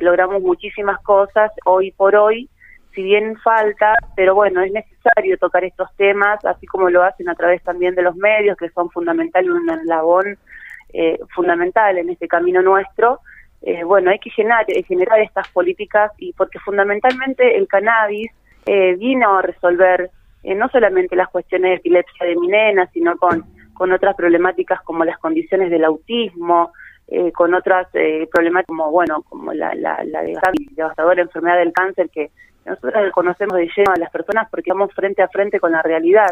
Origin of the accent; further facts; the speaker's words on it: Santa Fe, Argentina; nosotros como, como santafesinos